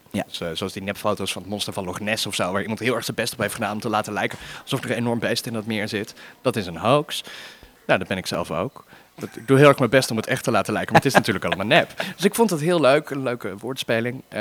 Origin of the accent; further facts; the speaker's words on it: Arnhem, Gelderland, Netherlands; born there; now in Amsterdam, Netherlands; ik woon in Amsterdam natuurlijk. maar ik ben oorspronkelijk geboren in Arnhem. Heel leuk, pittoresk stadje ergens in het oosten van het land.